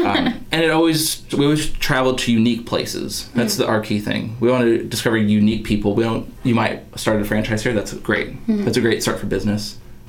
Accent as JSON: {"language": "English", "town": "Russellville", "region": "Arkansas", "country": "United States", "tie": "born or raised there", "also_born_or_lived": "Arizona / Los Angeles", "moved": "as an adult", "lives_now": "Bentonville, United States", "said": "I grew up in Russellville. I went and lived in Arizona for a while in the middle of the Mojave. And okay. Then I lived in LA, and then I came here, and I went back to LA, and I came back here."}